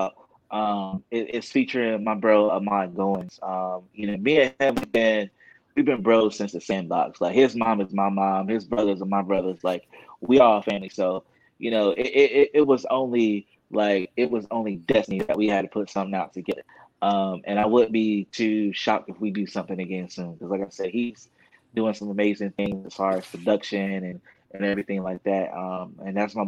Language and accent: English; Southern Pines, North Carolina, United States; I am from a little town called Southern Pines, North Carolina